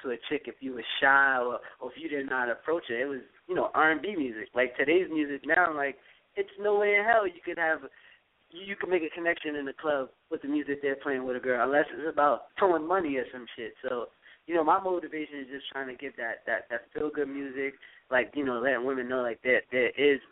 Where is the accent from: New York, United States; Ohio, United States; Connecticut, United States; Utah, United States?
New York, United States; New York City; I'm from New York. I'm from Queens